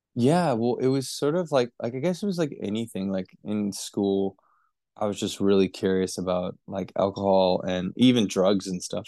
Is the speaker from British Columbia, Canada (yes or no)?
yes; Vancouver, British Columbia, Canada; moved away as an adult; now in Northern Rivers, Australia; I was born in Vancouver, British Columbia, Canada.